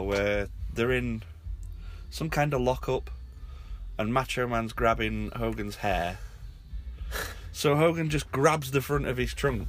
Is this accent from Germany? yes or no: no; England, United Kingdom; accent: English